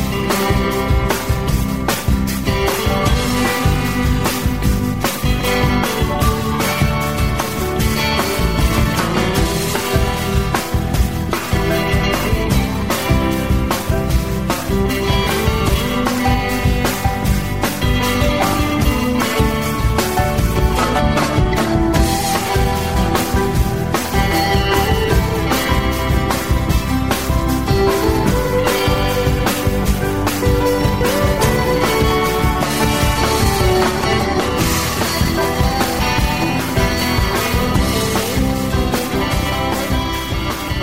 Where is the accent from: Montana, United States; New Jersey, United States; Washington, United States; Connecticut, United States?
New Jersey, United States; I grew up in New Jersey